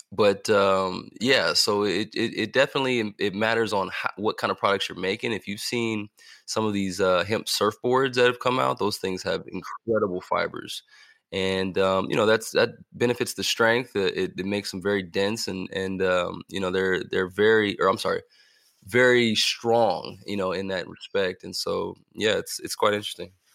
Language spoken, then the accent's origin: English; California, United States; also born or lived in Missouri / Kentucky / Indiana / Ohio; growing up in California